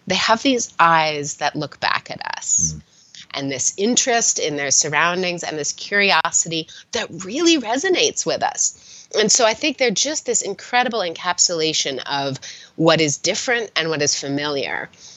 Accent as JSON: {"language": "English", "region": "Southern California", "country": "United States", "tie": "born or raised there", "said": "I grew up in California, in Southern California"}